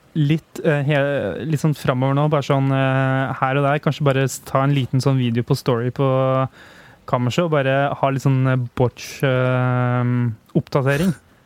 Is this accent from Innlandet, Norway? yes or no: yes; Hamar, Innlandet, Norway; moved away; jeg var da hjemme i Hamar